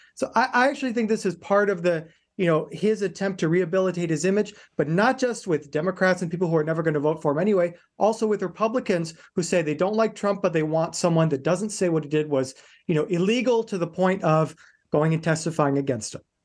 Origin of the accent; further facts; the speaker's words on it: Indiana, United States; moved away; my upbringing is in Indiana. I grew up in Indiana.